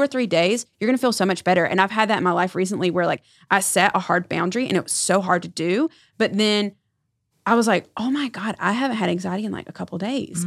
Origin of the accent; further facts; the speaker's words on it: Erwin, North Carolina, United States; I was born and raised in North Carolina. I grew up in a very small town called Irwin